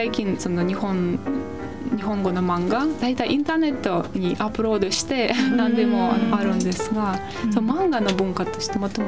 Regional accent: Moscow, Russia; Japanese is a second language; moved away as an adult; also born or lived in Kyoto, Japan; now in Japan; 私はモスクワ出身だから

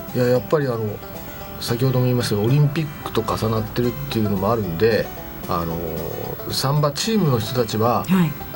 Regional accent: Kodaira, Tokyo, Japan; 私あのもともと花子金井の生まれ育ちなんですけど

